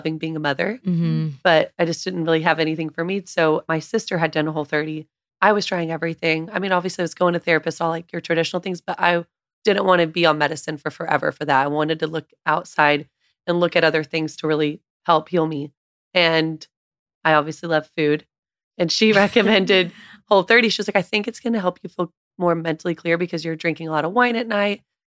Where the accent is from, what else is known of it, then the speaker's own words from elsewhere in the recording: a small town north of Dallas, Texas, United States; I grew up in a small town north of Dallas and I just grew up on home cooking